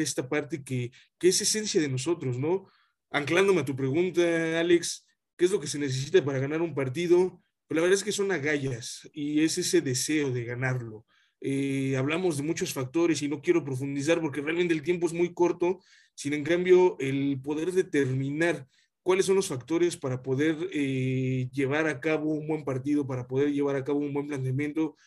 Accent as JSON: {"language": "Spanish", "country": "Mexico", "said": "como mexicano"}